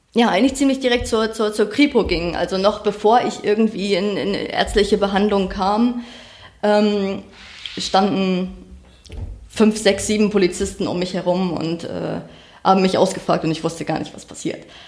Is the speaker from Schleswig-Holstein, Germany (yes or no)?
yes; far north of Schleswig-Holstein, Germany; Ich bin auf dem Dorf aufgewachsen. Das war ähm, ganz weit oben in Schleswig-Holstein